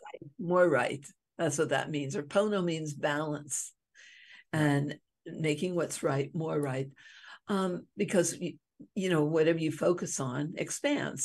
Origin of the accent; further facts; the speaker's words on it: Hawaii, United States; I'm from Hawaii